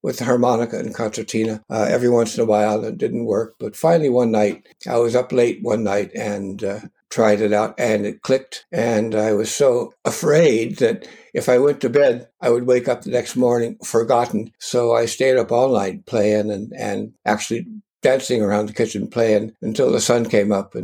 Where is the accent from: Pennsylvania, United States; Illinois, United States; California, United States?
California, United States; Culver City; Where I grew up in Culver City was where the MGM movie theater was